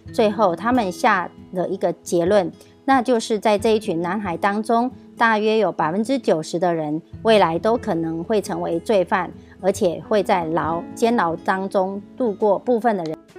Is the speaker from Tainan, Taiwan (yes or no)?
no; Miaoli County, Taiwan; 今天要为大家导读的主题是“赢在影响力”。